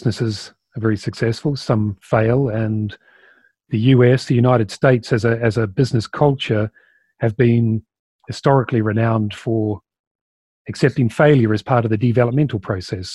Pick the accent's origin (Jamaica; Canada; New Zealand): New Zealand; as you can probably pick up, I'm from New Zealand